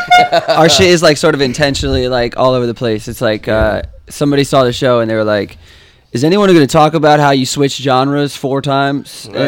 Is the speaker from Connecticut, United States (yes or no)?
yes; Connecticut, United States; I'm from Connecticut.